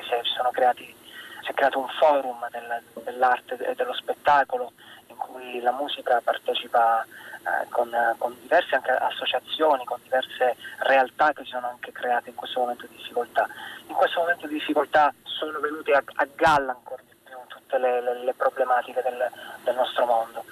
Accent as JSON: {"language": "Italian", "town": "Taranto", "region": "Apulia", "country": "Italy", "tie": "born or raised there", "moved": "yes", "lives_now": "Milan, Italy", "said": "sono tarantino e quindi cresciuto con il mare"}